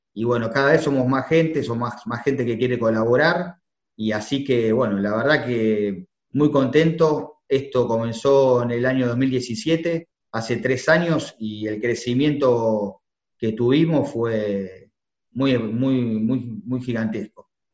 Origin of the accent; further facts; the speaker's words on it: Argentina; como argentino